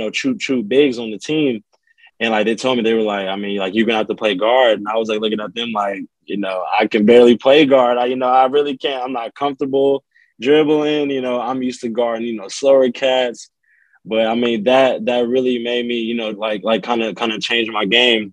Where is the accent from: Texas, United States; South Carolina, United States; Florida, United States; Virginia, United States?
Texas, United States; Rowlett; I'm from Rowlett